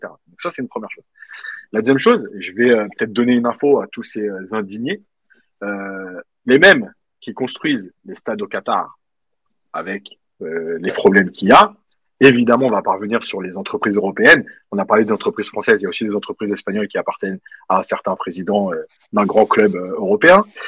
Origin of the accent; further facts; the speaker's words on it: Algeria; en tant qu'Algérien